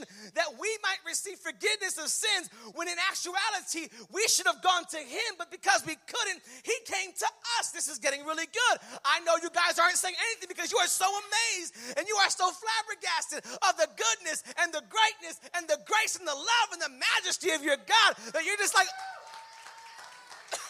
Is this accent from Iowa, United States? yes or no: no; Bridgeport, Connecticut, United States; I'm from Bridgeport